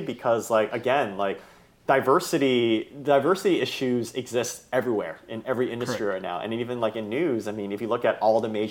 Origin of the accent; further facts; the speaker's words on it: Bay Area, California, United States; I grew up in the Bay Area